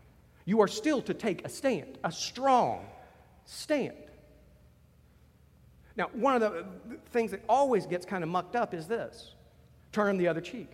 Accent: United States; I'm an American

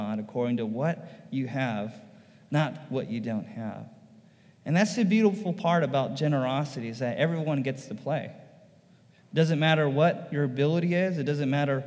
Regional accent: United States; why am I an American? And I almost felt bad for being an American

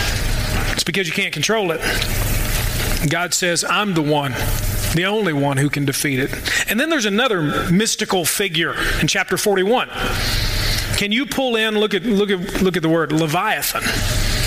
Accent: Louisville, Kentucky, United States; now in Murray, United States; I'm from Louisville too.

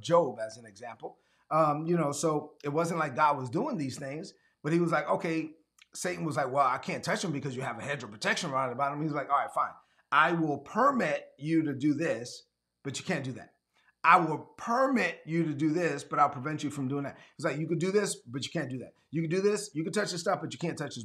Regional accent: New York City, New York, United States; I grew up in East New York, Brooklyn.

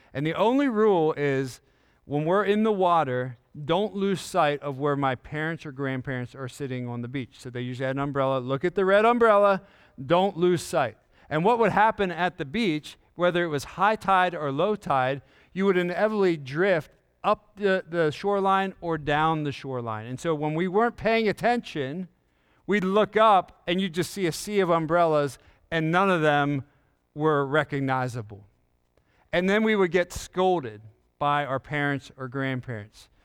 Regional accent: York, Pennsylvania, United States; I grew up in York, Pennsylvania

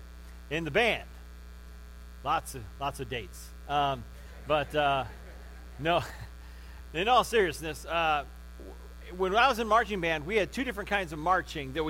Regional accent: Crown Point, Indiana, United States; I grew up in Crown Point

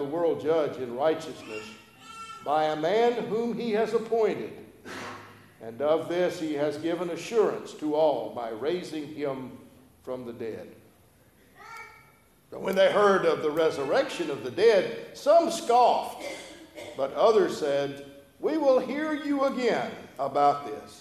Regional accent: Gulf of Mexico, Gulf Coast, United States; also born or lived in Louisiana; now in Statesboro, United States; I grew up on Gulf of Mexico

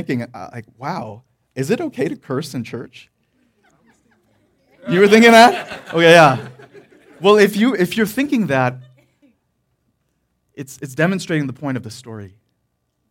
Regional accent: Detroit, Michigan, United States; moved away; also born or lived in the South; where I grew up in Detroit, there were no railroads

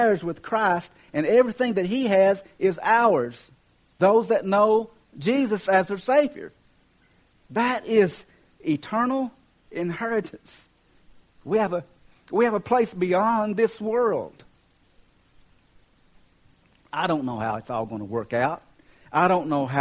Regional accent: Kentucky, United States; I'm from Kentucky

